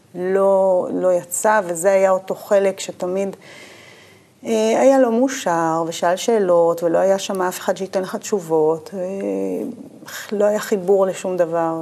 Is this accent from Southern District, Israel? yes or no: yes; Urim, Southern District, Israel; moved away as an adult; also born or lived in Beersheba; בדרום אני אה, נולדתי, גדלתי, יותר נכון, בקיבוץ אורים. נולדתי בבאר שבע, בבית החולים שם, סורוקה